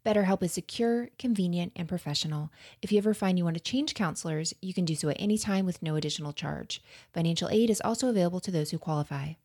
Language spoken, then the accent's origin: English; Florida, United States; accent: Florida; my American accent is coming out and, uh, m, Florida accent